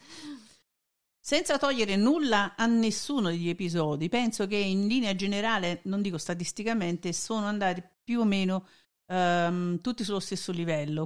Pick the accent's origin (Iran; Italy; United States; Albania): Italy; Naples, Campania; sono napoletana